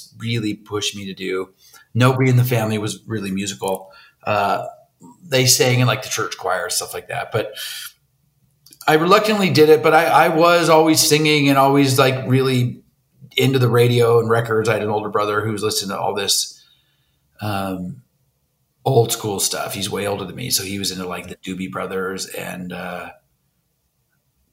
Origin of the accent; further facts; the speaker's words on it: Coronado, California, United States; now in Pasadena, United States; I grew up down in San Diego in Coronado, it's called